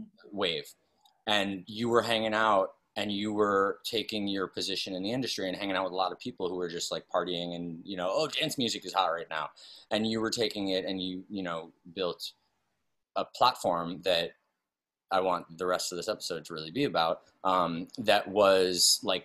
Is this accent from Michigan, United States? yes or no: no; New York City, New York, United States; moved away; also born or lived in West Hollywood; I'm born and raised in New York City